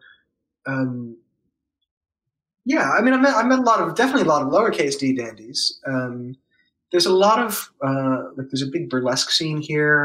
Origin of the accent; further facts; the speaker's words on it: New York City, New York, United States; moved away as an adult; also born or lived in Baltimore / Jersey City / Brooklyn; now in New Orleans, United States; I grew up in Manhattan